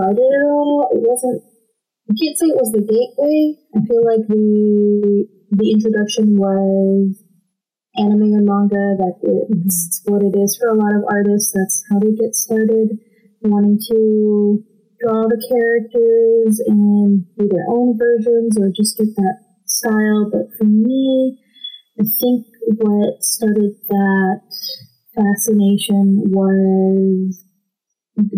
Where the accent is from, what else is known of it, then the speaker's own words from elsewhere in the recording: Monterrey, Nuevo León, Mexico; now in Texas, United States; I'm actually from Monterrey, Mexico.